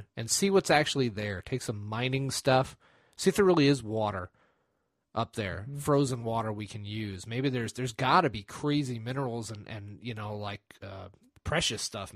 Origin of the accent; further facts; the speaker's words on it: United States; I'm an American